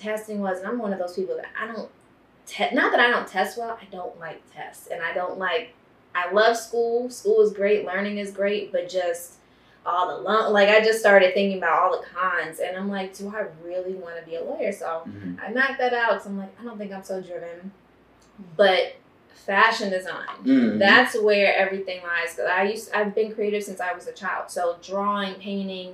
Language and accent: English; Baltimore, Maryland, United States; now in Los Angeles, United States; I'm from Baltimore, Maryland